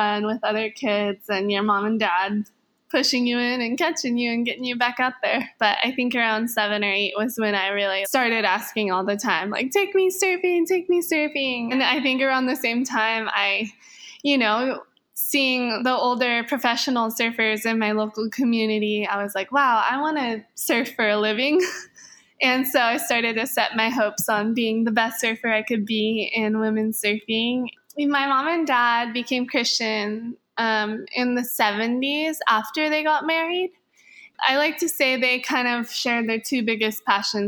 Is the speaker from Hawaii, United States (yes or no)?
yes; Hawaii, United States; I'm born and raised in Hawaii